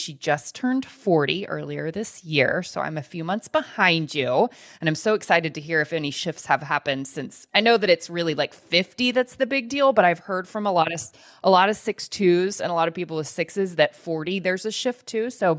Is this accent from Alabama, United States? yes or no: no; Texas, United States; also born or lived in Missouri; And people still, like, I'm from Texas in this life. People still sometimes are like, are you from the Midwest? You have a slight Midwestern accent.